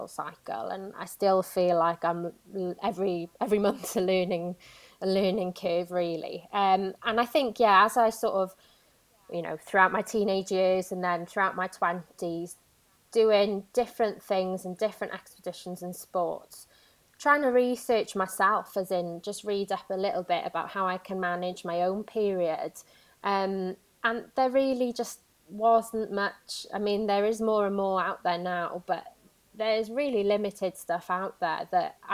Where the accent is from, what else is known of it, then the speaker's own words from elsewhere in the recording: Swansea Valley, South Wales, United Kingdom; moved away as an adult; now in Manchester, United Kingdom; I grew up in Swansea Valley in South Wales